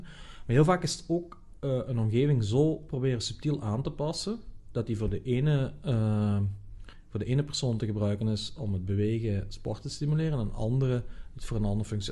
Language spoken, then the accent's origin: Dutch; Netherlands; als Nederlanders